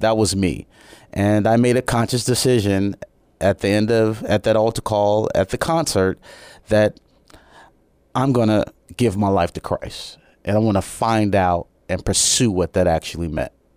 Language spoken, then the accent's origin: English; Chicago, Illinois, United States; moved away as an adult; also born or lived in Japan; I'm originally from Chicago, Illinois